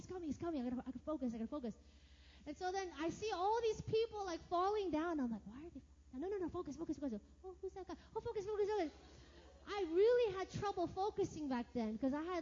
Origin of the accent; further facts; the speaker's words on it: United States; moved away as an adult; It's like 14 hours back to my hometown